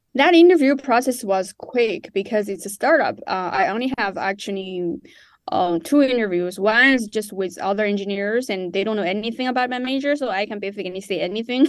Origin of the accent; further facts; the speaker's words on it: Chongqing, China; moved away as an adult; also born or lived in West Virginia, United States / New York, United States; now in United States; I grew up in Chongqing, China